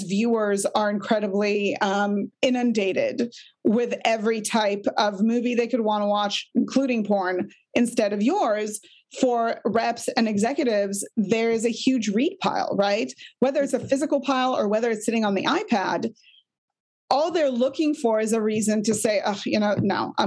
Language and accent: English; Israel; I'm from Israel